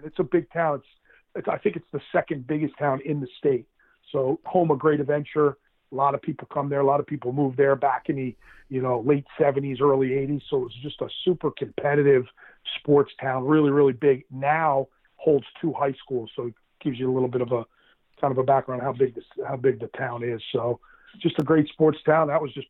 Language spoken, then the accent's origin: English; Jackson, New Jersey, United States; That's what it was. It was all sports. Jackson is a really big sports town.